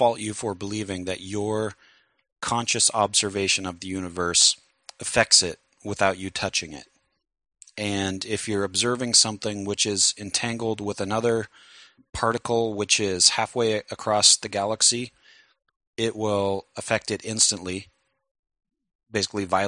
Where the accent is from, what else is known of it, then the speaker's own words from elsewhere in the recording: United States; I'm an American